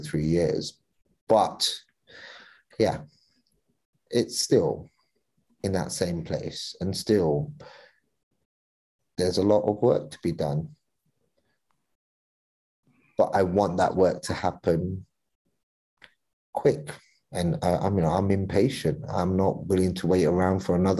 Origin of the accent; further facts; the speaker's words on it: London, United Kingdom; I grew up in East London.